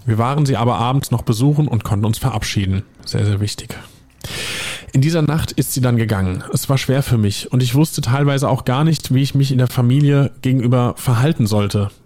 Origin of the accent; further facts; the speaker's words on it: Hesse, Germany; accent: Hessian (Rhein-Main, near the Palatinate border); Da merkt man den Hessen übrigens in mir.